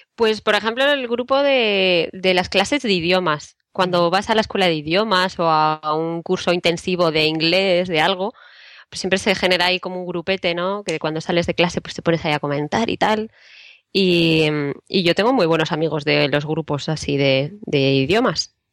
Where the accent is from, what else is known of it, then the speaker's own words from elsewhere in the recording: Spain; also born or lived in Madrid; los españoles también vamos a clases de idiomas